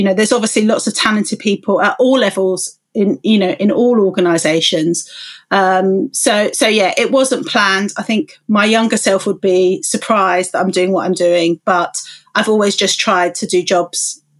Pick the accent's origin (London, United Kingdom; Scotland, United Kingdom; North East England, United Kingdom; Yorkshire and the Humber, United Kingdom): London, United Kingdom; You know, I grew up in London, 5 miles from UCL, and I was the first in my family to go to university.